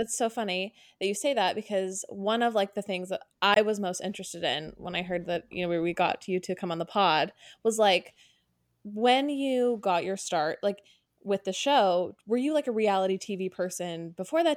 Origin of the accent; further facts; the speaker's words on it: Orange County, California, United States; we're both from Orange County, we grew up there